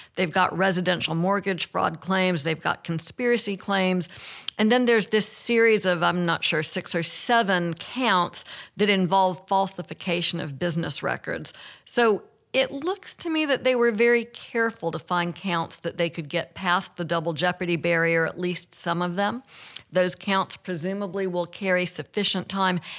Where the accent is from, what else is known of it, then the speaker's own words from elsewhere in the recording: Alabama, United States; I'm from Alabama